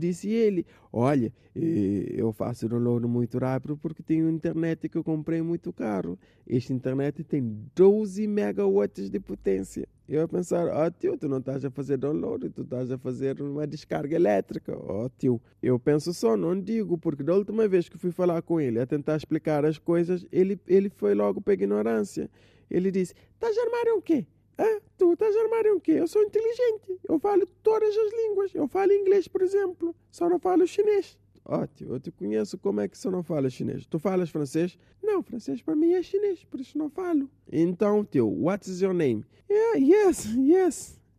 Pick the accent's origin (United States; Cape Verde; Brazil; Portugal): Cape Verde; Assomada, Santa Catarina; Ah, pois é, sou de Somada.